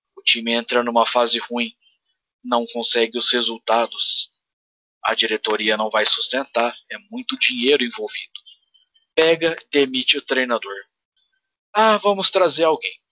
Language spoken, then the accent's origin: Portuguese; Brazil; A gente é brasileiro.